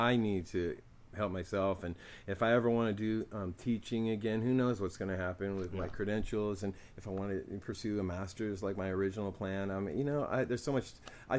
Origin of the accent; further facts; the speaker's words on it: Oakland, California, United States; And I've always suspected and seen this and experienced stuff with this growing up in East Oakland.